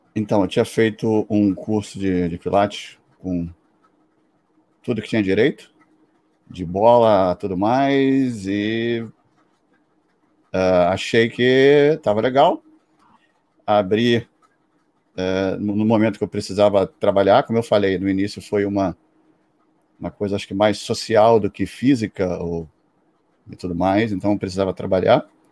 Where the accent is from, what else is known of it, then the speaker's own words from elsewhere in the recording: Brazil; eu sou do Brasil